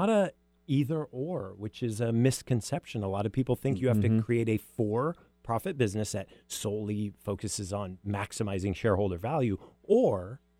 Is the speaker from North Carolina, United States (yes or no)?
no; Bellevue, Washington, United States; Yeah, I'm a local. I was born in Overlake Hospital, actually. So I grew up on Somerset Hill.